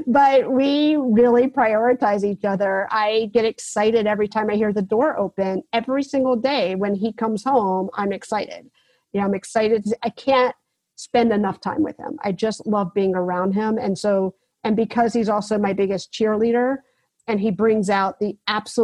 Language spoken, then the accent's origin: English; South Carolina, United States; I grew up in South Carolina